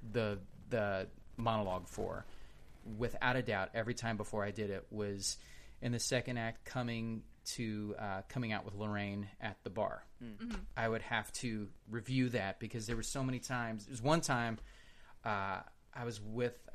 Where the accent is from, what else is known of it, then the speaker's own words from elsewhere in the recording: Kansas City, United States; I'm from Kansas City